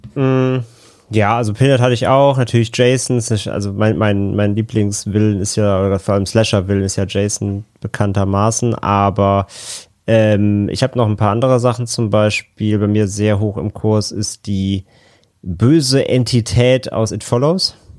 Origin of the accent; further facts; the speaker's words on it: Rhineland, Germany; now in Hamburg, Germany; komme ja gebürtig aus dem Rheinland